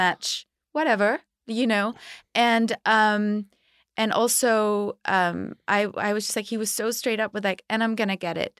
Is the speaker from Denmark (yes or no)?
yes; Denmark; now in Los Angeles, United States; I grew up in Denmark where it was very safe